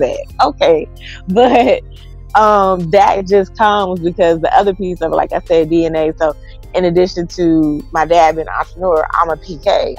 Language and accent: English; Texas, United States; I'm from Texas